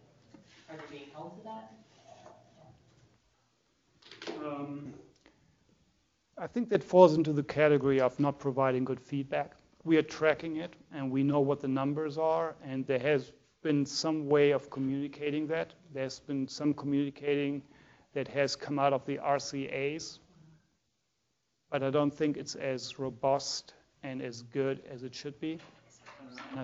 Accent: Germany; moved away; I'm from Germany

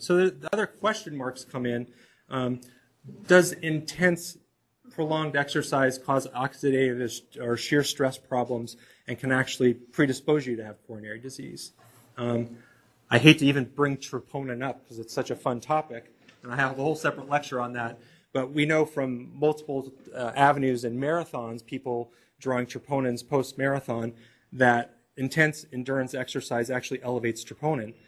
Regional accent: Kansas, United States; moved away; I'm from Kansas

